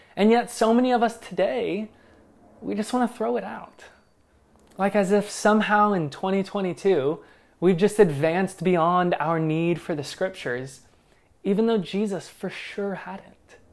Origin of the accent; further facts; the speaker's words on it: Northern Kentucky, Southern Indiana, United States; moved away; I'm from Southern Indiana, Northern Kentucky